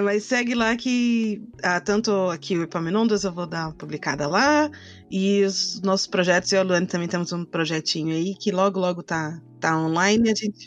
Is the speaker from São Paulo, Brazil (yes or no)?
yes; Mogi, Suzano, near São Paulo, Brazil; now in São Paulo, Brazil; de Mogi, de Suzano, que são perto de São Paulo, que é de onde, onde eu cresci